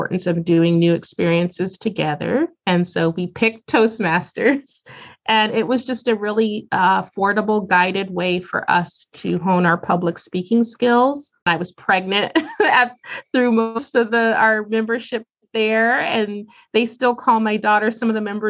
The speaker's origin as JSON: {"language": "English", "town": "Columbus", "region": "Ohio", "country": "United States", "tie": "born or raised there", "said": "Growing up in Columbus, Ohio"}